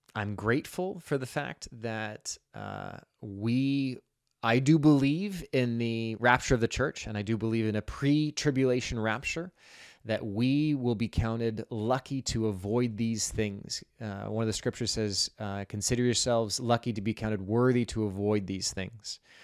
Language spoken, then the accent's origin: English; Pacific Northwest, United States; moved away as an adult; also born or lived in Boulder, Colorado; Growing up in the Pacific Northwest